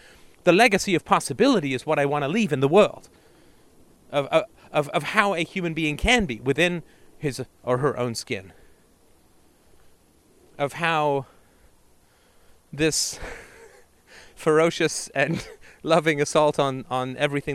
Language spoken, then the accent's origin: English; England, United Kingdom; moved away; also born or lived in Canada; growing up in England in the 70s and Canada in the 80s